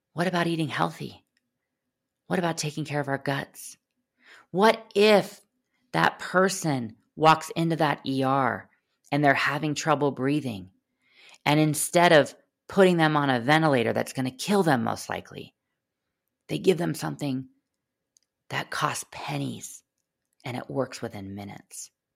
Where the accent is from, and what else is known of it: United States